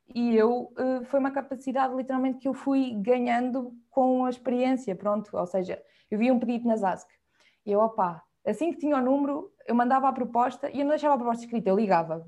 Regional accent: Viseu, Portugal; moved away as an adult; also born or lived in Lisbon; now in Porto, Portugal; Sou de Viseu e neste momento estou baseada no Porto, apesar de ter estado em Lisboa durante sete anos, desde a faculdade

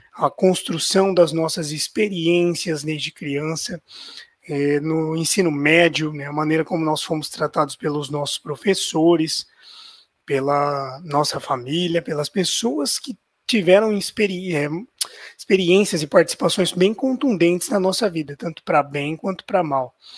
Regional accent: Ribeirão Preto, São Paulo, Brazil; eu sou de Ribeirão Preto, estado de São Paulo

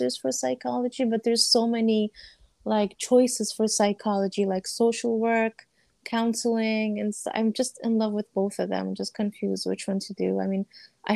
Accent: United States; I was born and raised here, but my family's nationality is Afghanistan

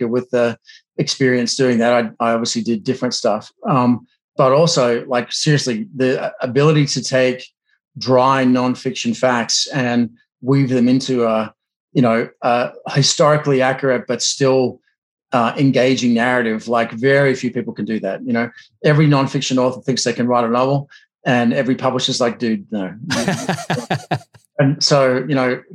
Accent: Australia; moved away as an adult; now in United States; I'm an American now, but I'm Australian by background and was in the Australian military

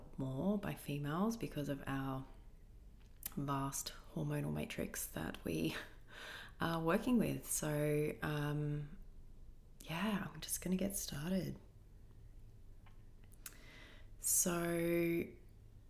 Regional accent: Australia; Aussies, we're pretty much the same

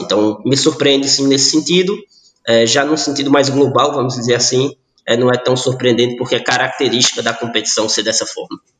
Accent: Fortaleza, Ceará, Brazil; now in Barbalha, Brazil; eu sou natural de Fortaleza, moro no interior do Ceará, na cidade chamada Barbalha

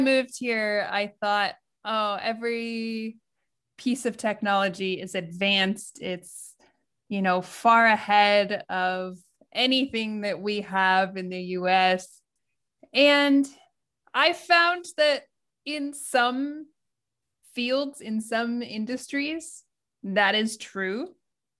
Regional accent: United States; moved away as an adult; now in Japan; I'm American and I'm living in Japan.

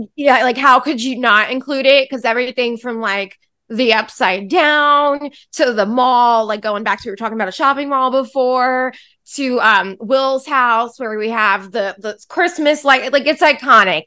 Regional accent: New York City, New York, United States; I grew up on Staten Island

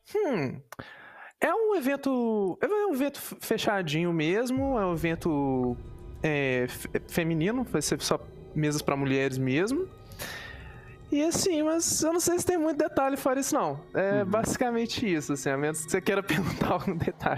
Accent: Minas Gerais, Brazil; Eu sou mineira, por isso eu falo muito trem

